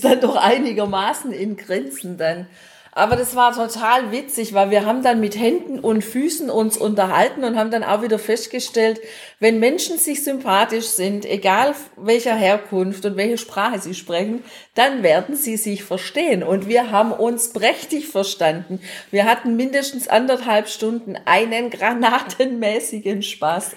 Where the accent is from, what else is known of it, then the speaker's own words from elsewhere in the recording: Germany; bei uns in Deutschland